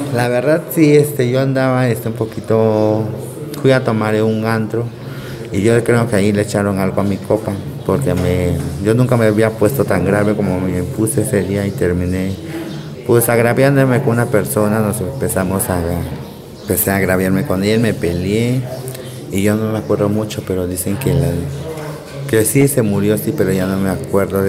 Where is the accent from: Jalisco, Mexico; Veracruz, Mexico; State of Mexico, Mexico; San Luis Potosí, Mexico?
Veracruz, Mexico; Playa Vicente; Soy de Playa Vicente, Veracruz